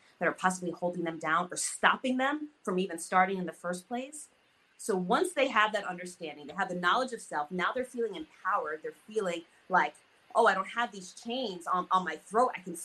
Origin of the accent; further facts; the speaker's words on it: United States; I'm growing up in America, but I'm not quite American.